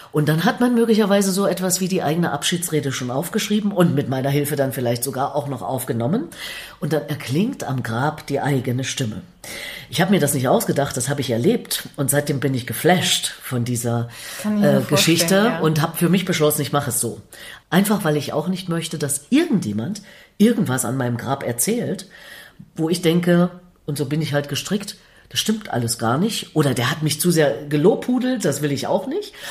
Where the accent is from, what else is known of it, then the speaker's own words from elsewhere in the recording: East Germany, Germany; Wo ich herkomme im Osten Deutschlands ist das mit dem Pfarrer ja auch nicht so verbreitet.